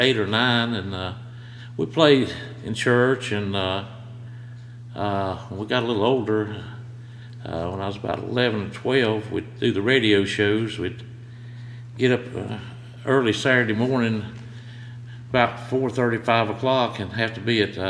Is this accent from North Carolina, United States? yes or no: yes; Shelby, North Carolina, United States; I grew up on North Washington Street over there in Shelby.